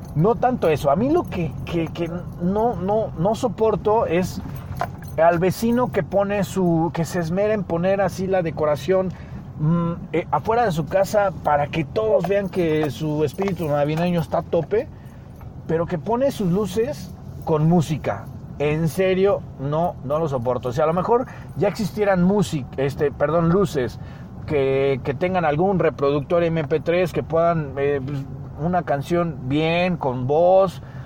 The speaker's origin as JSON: {"language": "Spanish", "country": "Mexico", "said": "porque somos mexicanos"}